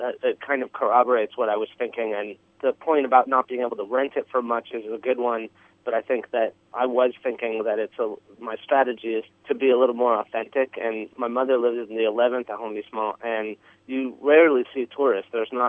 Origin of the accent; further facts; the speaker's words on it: United States; also born or lived in Paris; now in Hoboken, United States; I'm a kind of a transplant. I go between, I was born in America. My mother's French. She lived her life in the U.S., retired back to Paris. So I'm back and forth quite a bit, and I'm highly Americanized. I speak French fairly well. I'm dual citizen